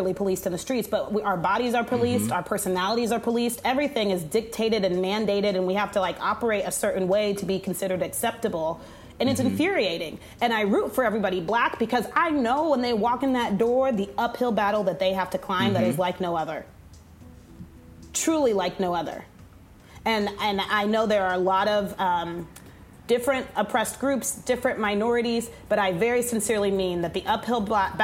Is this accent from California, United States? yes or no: no; Texas, United States; Literally, I'm a Texan. I'm very much identified with being from Texas. I love the state, but Lord, these people they find from my home state